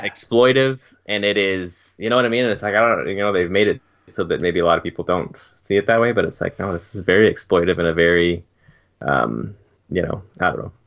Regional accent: Canada; as a Canadian

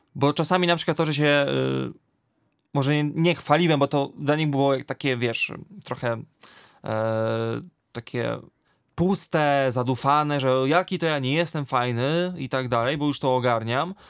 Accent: near Częstochowa, Silesian Voivodeship, Poland; bo w województwie śląskim, bo pochodzę z okolic Częstochowy

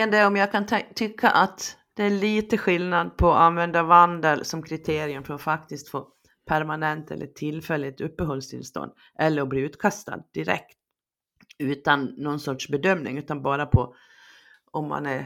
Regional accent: Sweden; Det är tur att du och jag är svenskar från början.

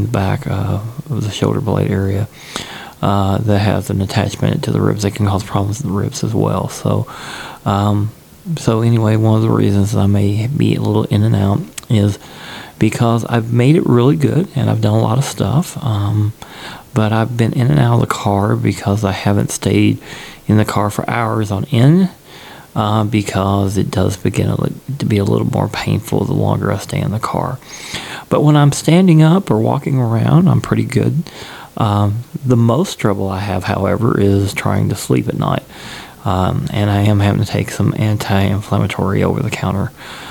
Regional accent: Kentucky, United States; back to Kentucky, to my headquarters, of course, and my hometown

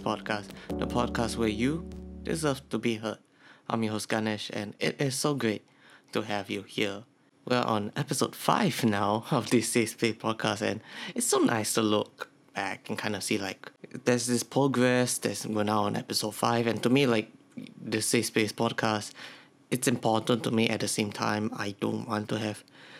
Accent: Singapore; I'm from Singapore

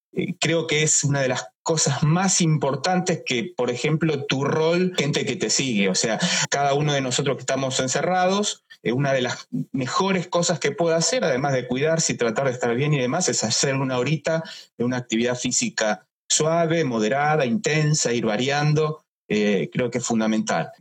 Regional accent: Argentina; no tenemos como argentinos un final

